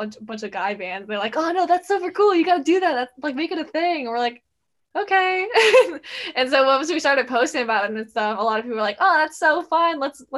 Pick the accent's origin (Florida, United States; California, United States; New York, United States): Florida, United States; Jacksonville; we're all sisters. We're from Jacksonville, Florida, so it's very nice and warm here